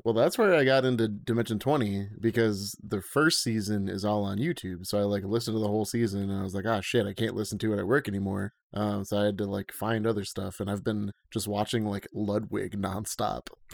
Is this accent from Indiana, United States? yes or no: no; Schenectady, New York, United States; I grew up in Schenectady, New York with Colin, Chowder, and Matt